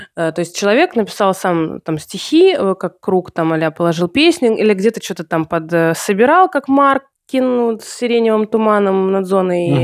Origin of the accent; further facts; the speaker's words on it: Russia; moved away; Я сама-то не из Санкт-Петербурга, с... а из... да, а из провинции